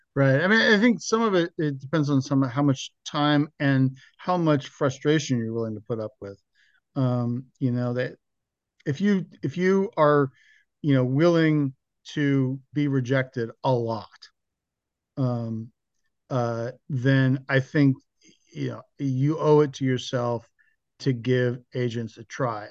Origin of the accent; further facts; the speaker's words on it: Mill Valley, California, United States; moved away; my hometown, Mill Valley, California